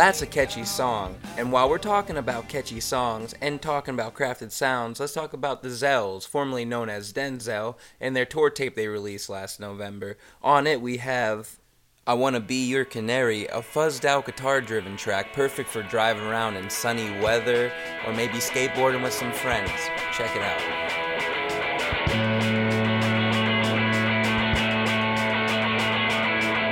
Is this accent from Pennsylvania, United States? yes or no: yes; Butler, Pennsylvania, United States; my hometown is Butler